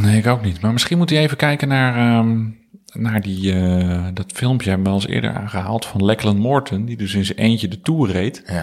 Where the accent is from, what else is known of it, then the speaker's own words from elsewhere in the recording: Houten, Utrecht, Netherlands; now in Soest, Netherlands; ik ben opgegroeid in Utrecht, of uh, in Houten en daarna gaan studeren in Utrecht. Dus, en nu woon ik in Soest